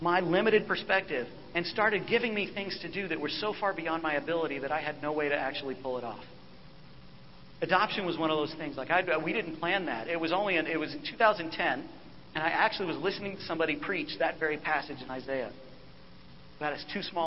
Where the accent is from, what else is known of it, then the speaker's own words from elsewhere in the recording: United States; as American